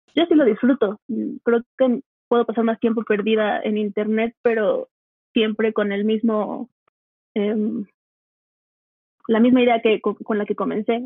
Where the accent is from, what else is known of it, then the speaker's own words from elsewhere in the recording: Cuba; moved away as an adult; now in Mexico City, Mexico; soy cubana de hace siete años